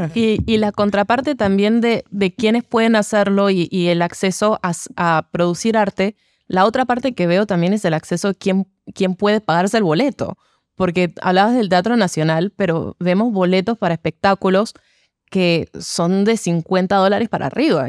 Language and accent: Spanish; Panama; como artistas panameños